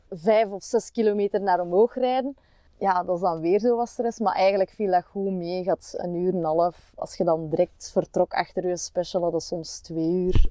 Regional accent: Opwijk, Flanders, Belgium; now in Kempen, Belgium; ik ben oorspronkelijk van Opwijk

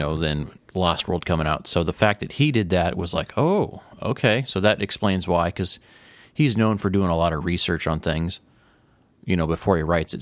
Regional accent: Tornado Alley, United States; growing up in Tornado Alley, hearing tornado sirens

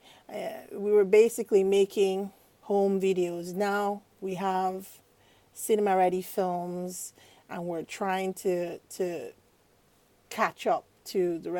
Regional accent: Nigeria; moved away; also born or lived in United States; growing up in Nigeria

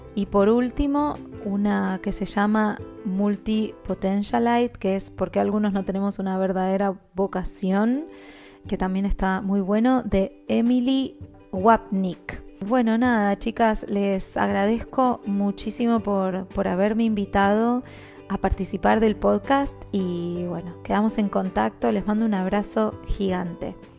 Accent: Argentina; moved away as an adult; also born or lived in Guatemala / Panama; now in Vevey, Switzerland; soy argentina viviendo en el exterior hace ya casi ocho años

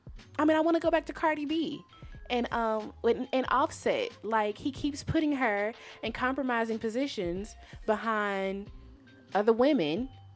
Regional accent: Louisiana, United States; I'm from Louisiana

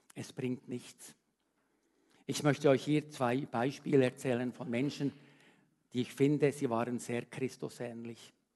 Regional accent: Switzerland; als Schweizer

